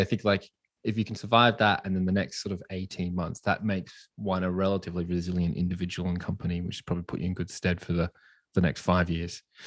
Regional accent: Australia; I'm from Australia

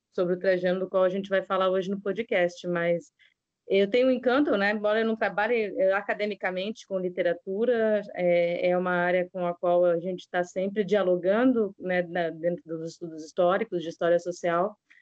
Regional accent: Florianópolis, Santa Catarina, Brazil; moved away as an adult; now in Maceió, Brazil; eu sou de Florianópolis, mas eu, é, eu fiz o mestrado em História também na UFSC, mas há 12 anos eu moro em, em Maceió

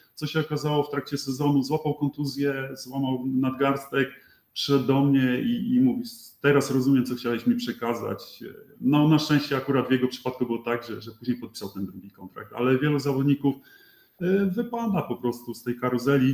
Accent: Poland; moved away as an adult

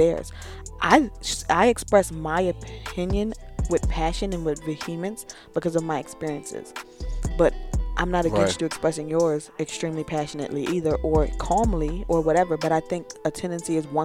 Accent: the South, Southern United States, United States; I was born in the South, raised from a very Southern perspective.

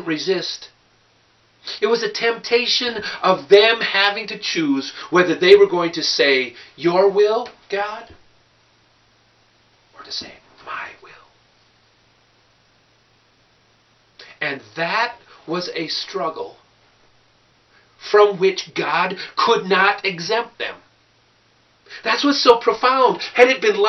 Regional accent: Clearwater County, Minnesota, United States; I'm from Clearwater County, Minnesota

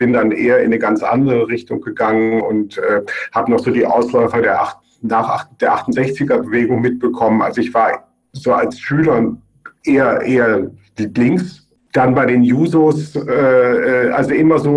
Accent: Germany; now in Graz, Austria; man hört wahrscheinlich an meinem Akzent und man merkt auch an meinem Namen, dass ich kein Österreicher bin, sondern aus Deutschland. Äh, ich unterrichte seit 2004 an der Fachhochschule Joanneum in Graz

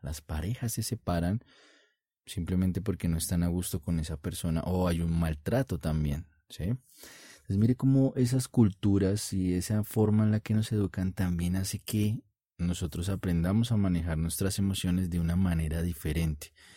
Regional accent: Colombia; en mi país, Colombia

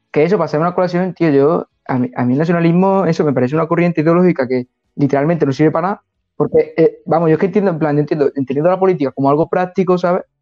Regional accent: Montilla, Andalusia, Spain; also born or lived in Seville / Hungary; yo de pequeño estuve 6 años en Sevilla y luego está la carrera 5 años, entonces son 11 años y tengo 23 y 11 que está en Montilla

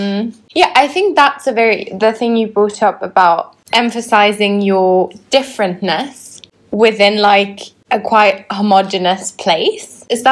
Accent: Switzerland; moved away as an adult; now in London, United Kingdom; I moved away from Switzerland

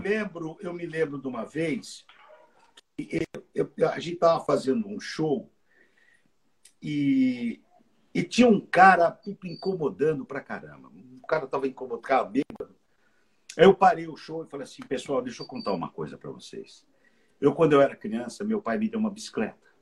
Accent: Brazil; moved away as an adult; now in United States; eu sou do Jardim Maringá

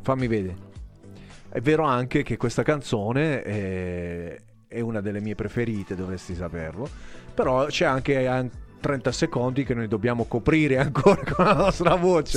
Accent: Altamura, Apulia, Italy; Parlo da Altamurano

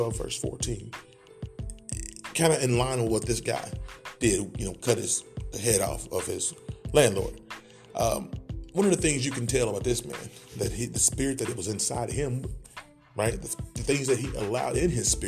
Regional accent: Oklahoma, United States; also born or lived in Greenville, Mississippi; That's where I was born, in Greenville, Mississippi. Raised in Oklahoma.

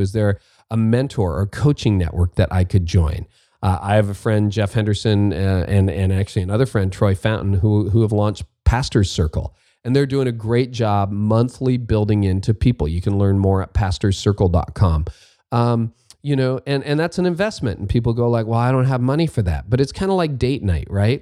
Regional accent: Canada; as a Canadian, a, a non-Oregonian

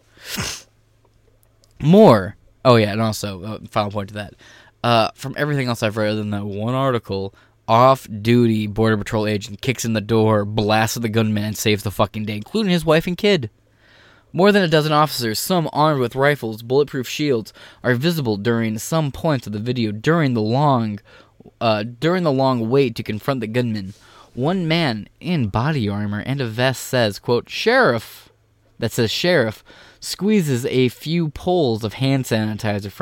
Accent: Michigan, United States; I'm from Michigan

